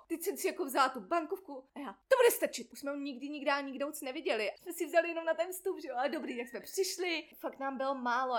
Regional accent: Czechia

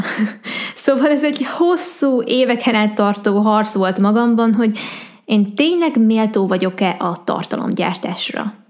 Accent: Hungary; magyar vagyok, Magyarországon élek

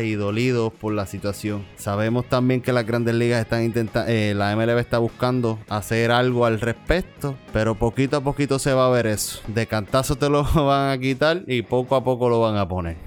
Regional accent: Puerto Rico; es prácticamente americano, territorio americano, somos americanos

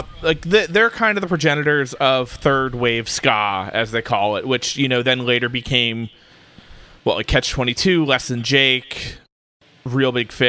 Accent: New Jersey, United States; I'm from New Jersey

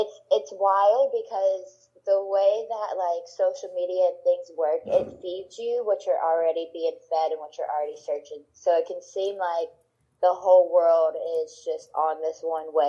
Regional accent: Orange, Texas, United States; also born or lived in Louisiana; I'm from Orange, Texas. Moved back and forth between Louisiana and Texas, but ended up in Texas

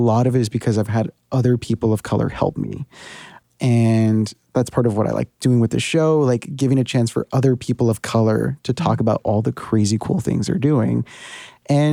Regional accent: United States; moved away as an adult; now in New York, United States; I can speak about border life because that's been my life for 30 years now. Even though I haven't lived there for 8 years

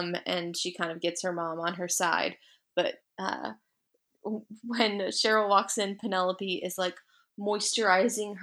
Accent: United States; I'm American school system

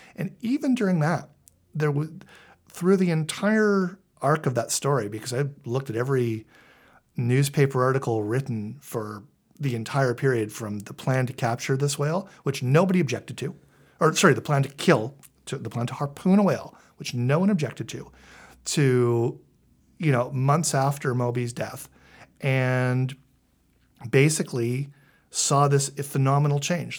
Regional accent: Vancouver, British Columbia, Canada; I grew up in Vancouver. I'm a Scanna kid

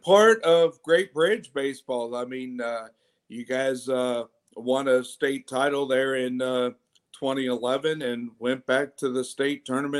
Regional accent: Chesapeake, Virginia, United States; growing up in Western Branch

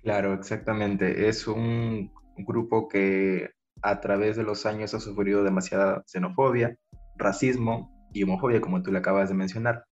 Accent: Peru; en mi país, ahora Perú

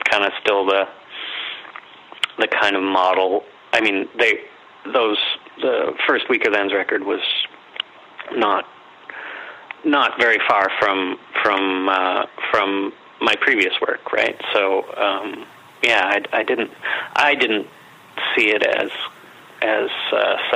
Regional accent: Winnipeg, Manitoba, Canada; So uh, I've been here all my 45 years, and yeah.

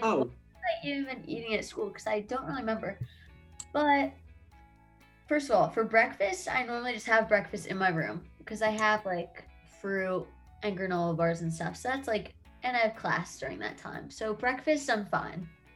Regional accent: New Jersey, United States; I'm from New Jersey, like Adam

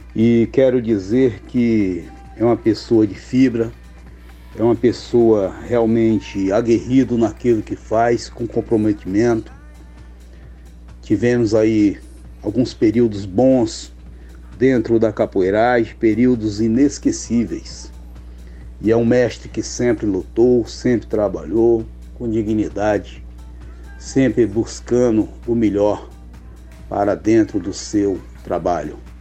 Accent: Brasília, Federal District, Brazil; sou de Brasília.

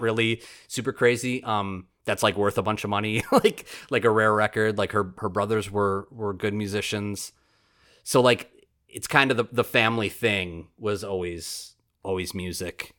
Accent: Oshkosh, Wisconsin, United States; born and raised in Oshkosh, and, like, born in the eighties and raised in Oshkosh

